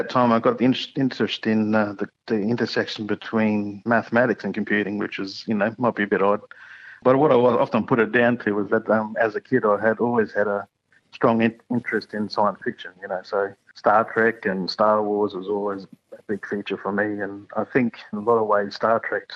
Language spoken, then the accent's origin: English; Toowoomba, Queensland, Australia; also born or lived in North Stradbroke Island; I actually grew up away from my community up in a place called Toowoomba